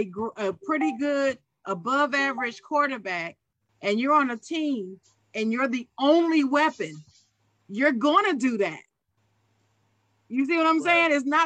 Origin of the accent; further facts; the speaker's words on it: Ohio, United States; I'm from Ohio.